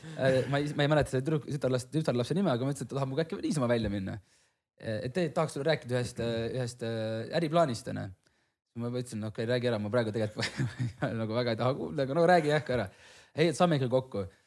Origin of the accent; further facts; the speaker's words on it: Hiiumaa, Hiiu County, Estonia; ma ise olen Hiiumaalt